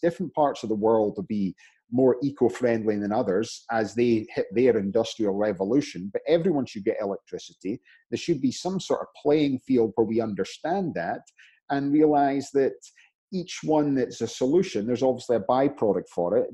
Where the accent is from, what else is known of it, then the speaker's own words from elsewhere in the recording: Scotland, United Kingdom; now in United States; I'm Scottish in America